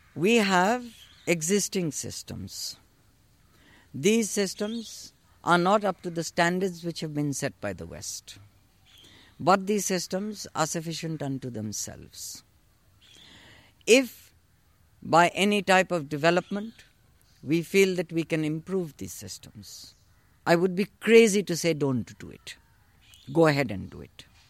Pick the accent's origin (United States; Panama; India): India; living in India, being born and brought up in India